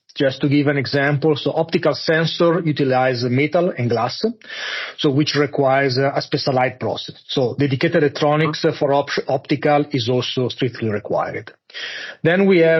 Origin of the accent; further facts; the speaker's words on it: Monza, Lombardy, Italy; now in Munich, Germany; I grew up in Monza, close to Milan, and now I'm living in Munich.